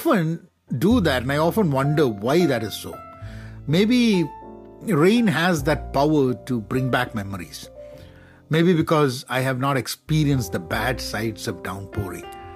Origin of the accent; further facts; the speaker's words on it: Kerala, India; I'm from Kerala